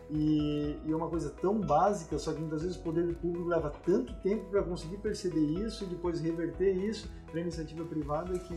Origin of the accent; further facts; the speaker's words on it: South Region, Brazil; aqui no Sul a gente tem um sotaque um pouco